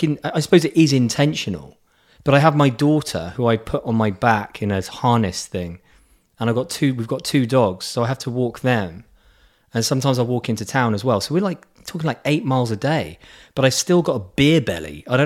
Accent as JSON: {"language": "English", "area": "Surrey", "region": "South East England", "country": "United Kingdom", "said": "I'm from Surrey, dear boy, which is the south of England."}